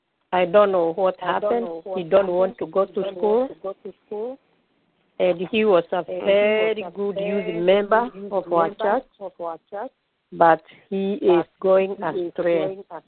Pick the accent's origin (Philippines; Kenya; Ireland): Kenya; I'm from Kenya.